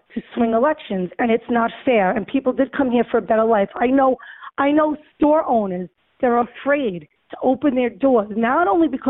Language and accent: English; New York City, New York, United States; I was born and raised in Throgs Neck. I have a business in Throgs Neck, raised my kids in Throgs Neck